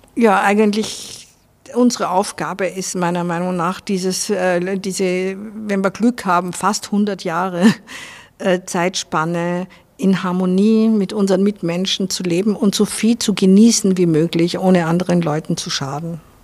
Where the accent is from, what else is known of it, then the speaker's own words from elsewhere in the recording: Vienna, Austria; moved away as an adult; also born or lived in Salzburg; now in Spain; Ich bin halt in Wien aufgewachsen